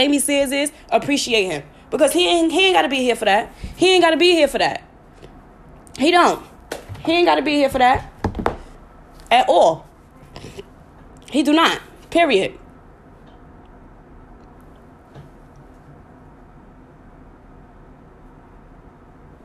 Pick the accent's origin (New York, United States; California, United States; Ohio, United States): New York, United States; I'm from New York